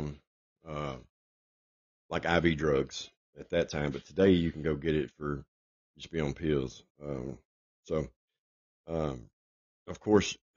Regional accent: Nashville, Tennessee, United States; I was born in Nashville, Tennessee

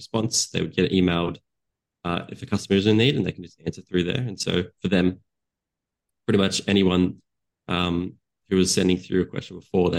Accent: Australia; I had worked with a client. here in Australia. So I'm from Australia

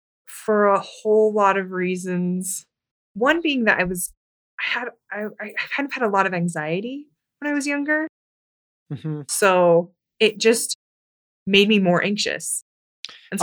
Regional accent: Lindon, Utah, United States; I grew up in Linden, Utah.

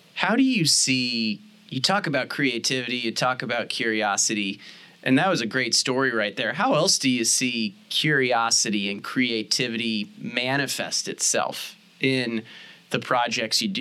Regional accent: St. Louis, Missouri, United States; I'm from St. Louis, Missouri originally

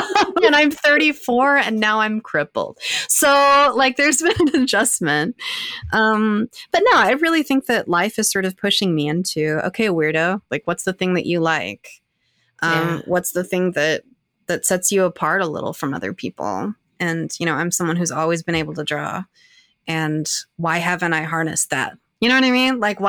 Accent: Arkansas, United States; accent: Southern; You know, I think that's a large part of why I lost my accent. You know, I'm a Southern person from Arkansas.

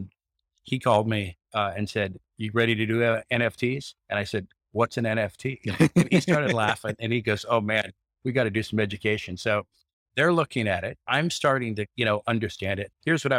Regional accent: Grants Pass, Oregon, United States; I grew up in Grants Pass, and the farm that I grew up on is now vineyards.

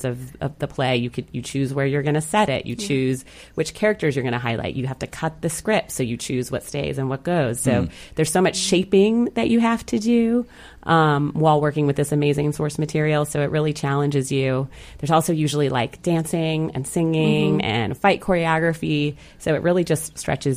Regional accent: Little Rock, Arkansas, United States; moved away as an adult; also born or lived in Boston / Chicago; now in St. Louis, United States; when I was seven, my parents moved us to Little Rock, Arkansas for my dad's work, and that's where I grew up

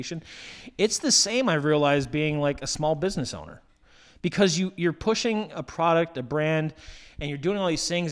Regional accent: Tucson, Arizona, United States; now in New York, United States; I grew up in Tucson. It was like 70 miles away from the border

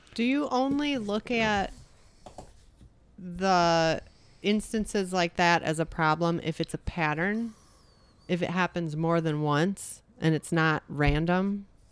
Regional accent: United States; I don't wanna identify as being an American

